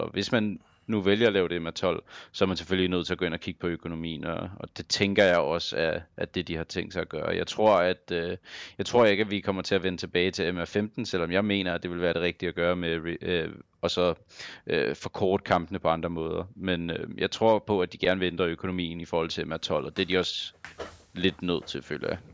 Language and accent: Danish; Copenhagen, Capital Region of Denmark, Denmark; jeg er fra København